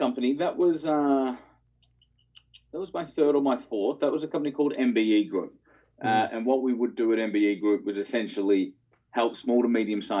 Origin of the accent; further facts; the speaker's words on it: Melbourne, Victoria, Australia; Yeah, Melbourne, yeah.